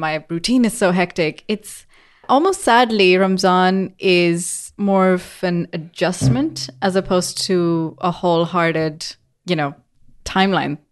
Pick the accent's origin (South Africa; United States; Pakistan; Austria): Pakistan; now in England; I grew up in Pakistan